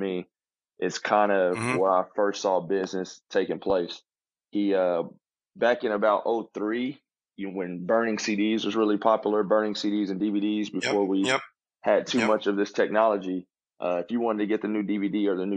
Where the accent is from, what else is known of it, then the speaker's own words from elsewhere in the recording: Wichita, Kansas, United States; also born or lived in Oklahoma City, Oklahoma; I'm from Wichita, Kansas, born and raised